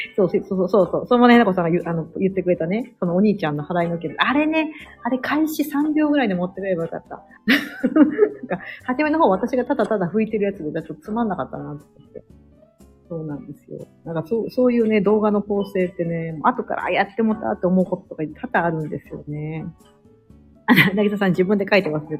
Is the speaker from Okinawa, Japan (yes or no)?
no; Osaka, Japan; moved away as an adult; now in United States; 私は大阪なんで、地元が